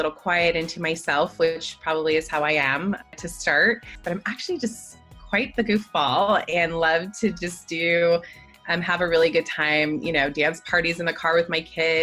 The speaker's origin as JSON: {"language": "English", "country": "American Samoa", "tie": "born or raised there", "moved": "as an adult", "said": "I grew up since I was about 8 years old in American Samoa."}